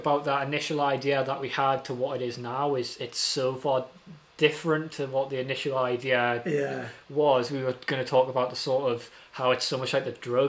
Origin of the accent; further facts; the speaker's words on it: Newcastle, North East England, United Kingdom; oh, we need to put other things in because we're from Newcastle.